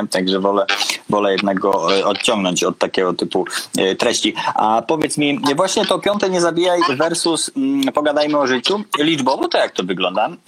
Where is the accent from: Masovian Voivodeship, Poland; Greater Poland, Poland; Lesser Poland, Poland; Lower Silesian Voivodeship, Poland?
Greater Poland, Poland; Konin; No, ja też byłem z Konina.